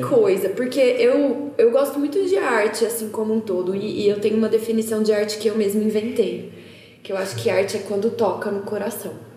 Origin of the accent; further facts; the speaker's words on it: interior of São Paulo, Brazil; accent: caipira R (rhotic R of interior São Paulo); eu sou do interior de São Paulo, né? Eu puxo bastante o R